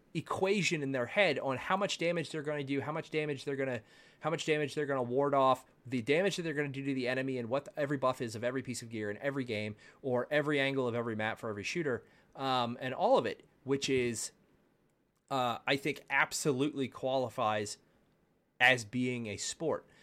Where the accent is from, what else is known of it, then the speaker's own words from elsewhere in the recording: Baltimore, Maryland, United States; now in Texas, United States; I grew up in Baltimore